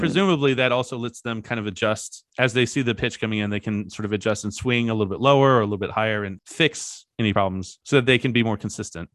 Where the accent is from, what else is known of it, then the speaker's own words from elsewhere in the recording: Kentucky, United States; I grew up in Kentucky